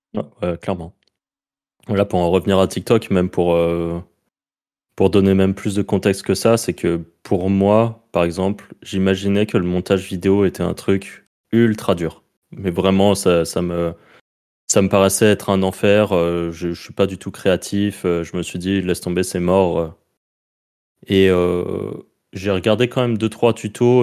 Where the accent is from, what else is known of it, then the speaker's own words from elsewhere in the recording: France; accent: French; mon accent français